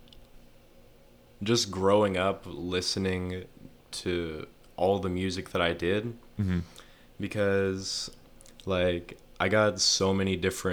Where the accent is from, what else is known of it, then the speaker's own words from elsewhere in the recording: Amarillo, Texas, United States; also born or lived in Mesa, Arizona; I was born in Mesa, Arizona, but whenever I was like, before I turned 2 years old, basically we moved to Amarillo because it was hot